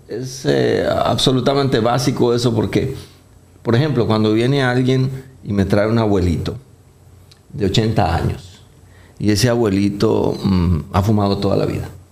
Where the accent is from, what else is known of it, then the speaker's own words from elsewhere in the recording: Colombia; now in Dominican Republic; Yo soy colombiano, no, no tengo el acento arrastrado, paisa, clásico de muchos de ustedes que han pasado por allá